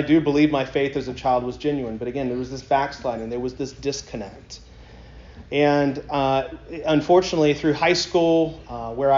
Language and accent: English; Columbia, South Carolina, United States; I grew up in Columbia, South Carolina